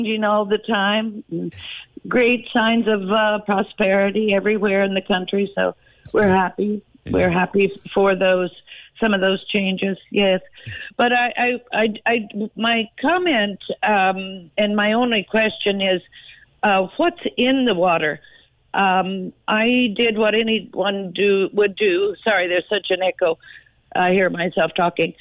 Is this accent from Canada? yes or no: no; United States; I'm an American.